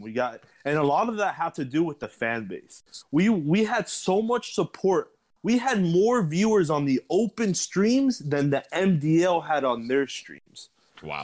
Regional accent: Miami, Florida, United States; born and raised in Miami, Florida as well

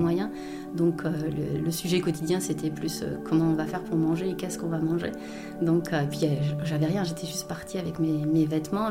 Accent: Belgium; je suis belge

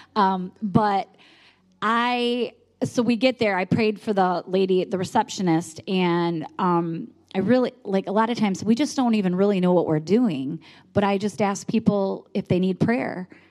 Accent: Michigan, United States; we're from Michigan

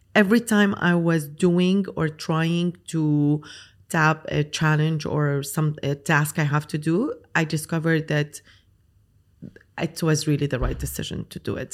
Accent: Lebanon; moved away as an adult; now in Dubai, United Arab Emirates; so I'm Lebanese. I grew up in Lebanon. I studied in Lebanon

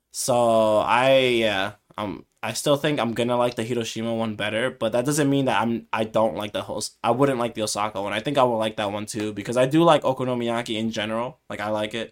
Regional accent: United States; I'm from America, like, we're from the U S

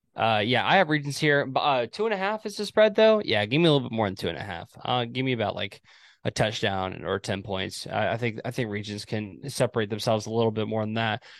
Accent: Texas, United States; I'm from Texas, but I'm not, like, from Texas

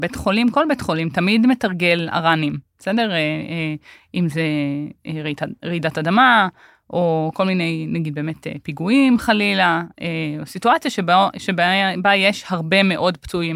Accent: Omer, Southern District, Israel; also born or lived in Tel Sheva; אני גדלתי בעומר, זאת אומרת, נולדתי בתל שבע, שתל שבע זה יישוב אה, בדואי בנגב, וגדלתי בעומר

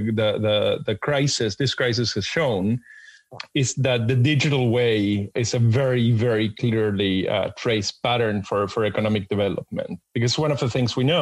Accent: Argentina; I was born and raised in Argentina

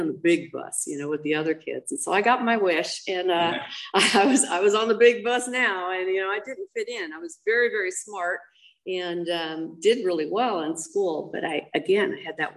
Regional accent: Monrovia, California, United States; I was raised up in Monrovia

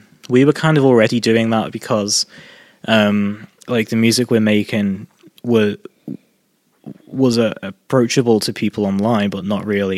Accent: Chester, North West England, United Kingdom; moved away as an adult; also born or lived in Preston; now in Carlisle, United Kingdom; Chester, Cheshire. It's my hometown.

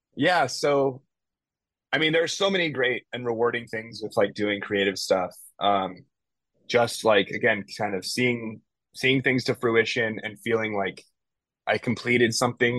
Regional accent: Bay Area, California, United States; moved away as an adult; now in Los Angeles, United States; I left my hometown in the Bay Area

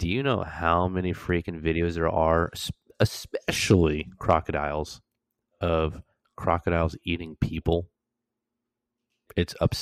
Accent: Florida, United States; moved away as an adult; I'm from Florida

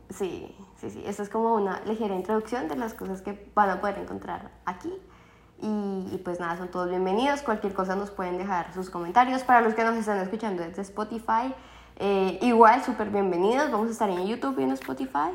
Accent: Colombia; moved away as an adult; also born or lived in Toronto, Canada; now in London, Canada; la colombiana

